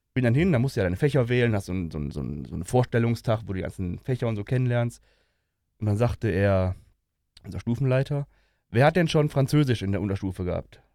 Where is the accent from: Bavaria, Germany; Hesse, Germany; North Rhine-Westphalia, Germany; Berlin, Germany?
North Rhine-Westphalia, Germany; Ruhr area; Ich bin ja aus dem Ruhrgebiet und so spreche ich auch, weil er für mich normal ist.